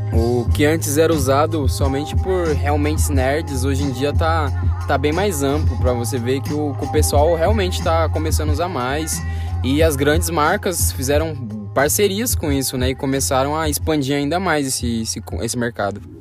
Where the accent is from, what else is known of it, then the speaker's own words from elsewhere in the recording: Brazil; Sou brasileiro e falo do jeito que eu quero